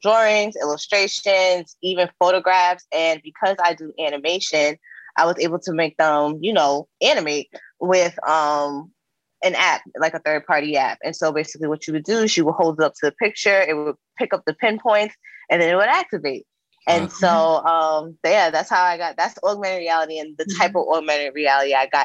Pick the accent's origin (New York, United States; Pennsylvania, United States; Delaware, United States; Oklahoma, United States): New York, United States; New York City; moved away as an adult; now in California, United States; me growing up in New York. I'm originally from Queens.